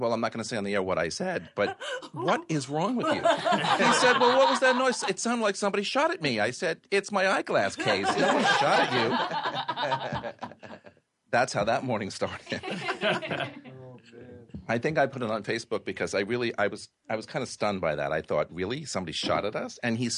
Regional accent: New York City, New York, United States; But you know, being a New Yorker, it's because I like to be here way before 8 o'clock

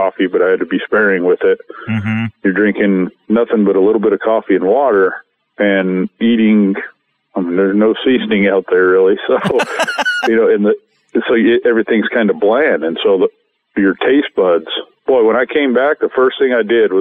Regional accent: Montana, United States; my home state of Montana

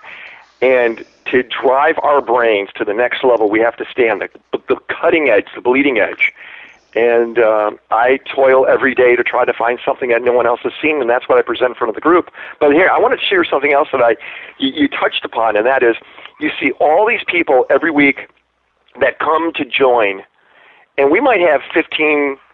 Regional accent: Chicago, Illinois, United States; now in Los Angeles, United States; I'm from Chicago

